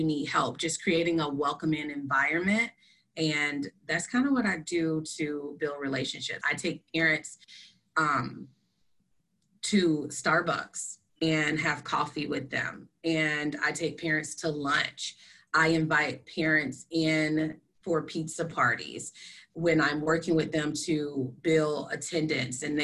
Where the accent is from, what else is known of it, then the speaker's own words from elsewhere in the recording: Florida, United States; now in South Dakota, United States; I am originally from Florida